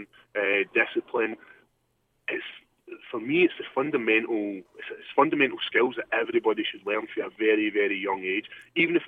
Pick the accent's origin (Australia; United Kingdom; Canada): United Kingdom; Scotland; born or raised there